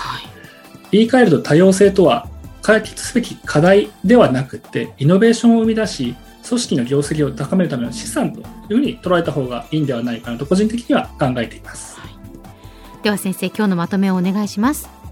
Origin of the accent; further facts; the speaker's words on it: Japan; 日本で生まれ育った中年の日本人です